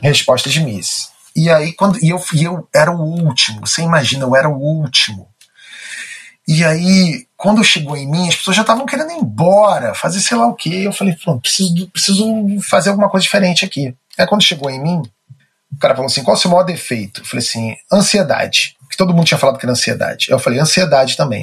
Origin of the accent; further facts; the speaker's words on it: Rio de Janeiro, Brazil; Eu nasci no Rio de Janeiro, nasci no bairro de Botafogo.